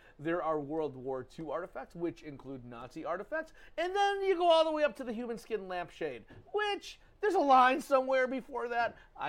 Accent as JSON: {"language": "English", "town": "Detroit", "region": "Michigan", "country": "United States", "also_born_or_lived": "Columbus, Ohio", "moved": "yes", "said": "I'm from Detroit."}